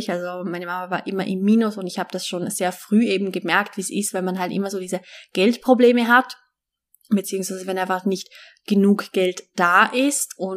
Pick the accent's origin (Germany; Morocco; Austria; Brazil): Austria; Vorarlberg; Also, ich bin ja in Westösterreich aufgewachsen. Das Bundesland heißt Vorarlberg. Ich bin in Alltag aufgewachsen.